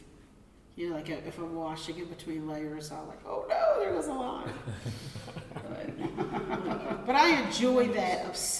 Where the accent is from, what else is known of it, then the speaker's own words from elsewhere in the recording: Philadelphia, Pennsylvania, United States; I'm a transplant from Philadelphia. And so when I moved, my family line though is from here